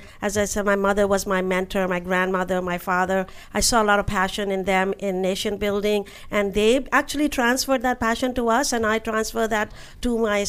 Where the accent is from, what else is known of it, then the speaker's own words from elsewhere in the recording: New Delhi, Delhi, India; now in United States; Having grown up in India